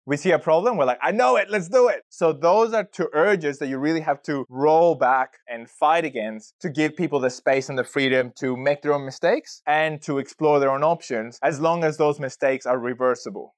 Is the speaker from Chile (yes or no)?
yes; Chile; moved away as an adult; now in Australia; I've been in Australia for about sixteen years working in data, and I'm originally from Chile, South America